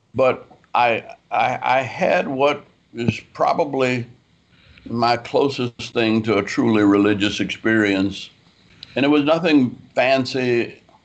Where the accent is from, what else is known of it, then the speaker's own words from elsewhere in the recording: New Orleans, Louisiana, United States; moved away; also born or lived in Atlanta; I was raised in New Orleans, Louisiana.